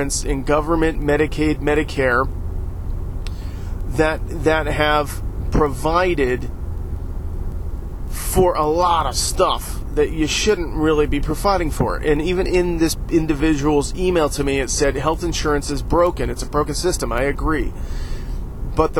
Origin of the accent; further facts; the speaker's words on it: United States; we as an American people